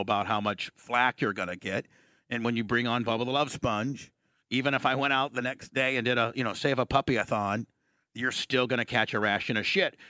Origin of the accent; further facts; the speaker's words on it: Warsaw, Indiana, United States; moved away; growing up in Warsaw, Indiana